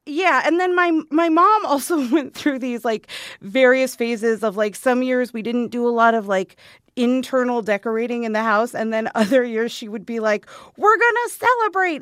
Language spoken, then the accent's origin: English; Arizona, United States; I grew up here in Arizona